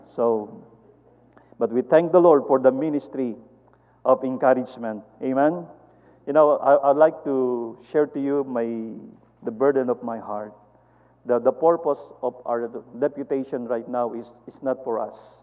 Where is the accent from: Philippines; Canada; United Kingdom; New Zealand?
Philippines; we are Filipino are small and short and skinny